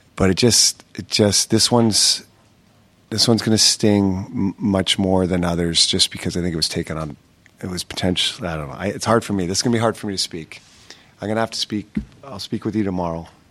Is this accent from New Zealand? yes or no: no; Canada; especially being a Canadian kid growing up